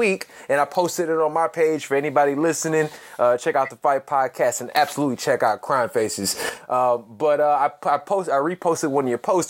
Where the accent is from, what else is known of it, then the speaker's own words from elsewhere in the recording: Chicago, Illinois, United States; I'm from Chicago, right? Born and raised in the city over here